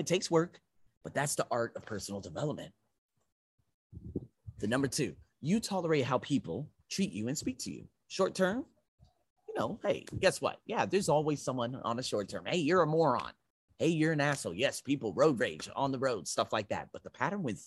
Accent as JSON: {"language": "English", "country": "United States", "said": "I'm American."}